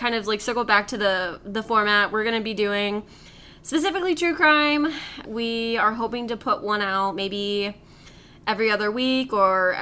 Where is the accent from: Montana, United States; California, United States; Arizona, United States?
Arizona, United States; we're from Arizona